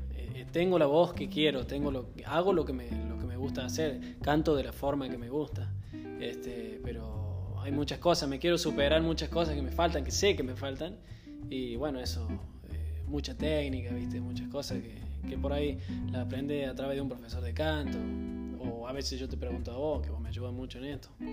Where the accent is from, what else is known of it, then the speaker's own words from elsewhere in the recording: Alta Gracia, Córdoba, Argentina; nosotros somos de Argentina, más precisamente de Córdoba, Altagracia